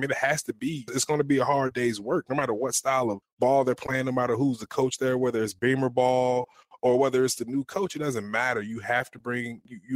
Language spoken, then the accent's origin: English; Virginia, United States; moved away; ACC school from my home state